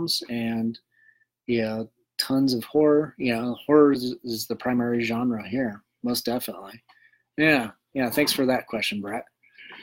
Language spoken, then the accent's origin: English; Kersey, Colorado, United States; growing up in Kersey, Colorado